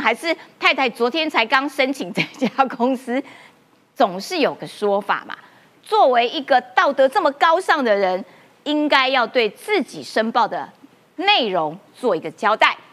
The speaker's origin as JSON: {"language": "Chinese", "country": "Taiwan", "said": "我们台湾人"}